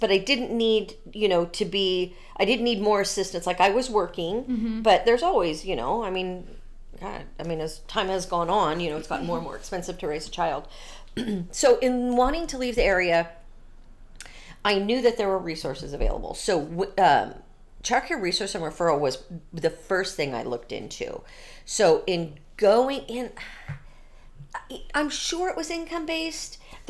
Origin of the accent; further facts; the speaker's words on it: Santa Maria, California, United States; Born and raised in California, both born and raised in Santa Maria.